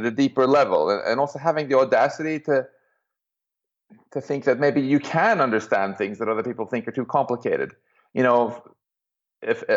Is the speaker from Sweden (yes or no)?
yes; Stockholm, Stockholm County, Sweden; moved away; I'm from Stockholm originally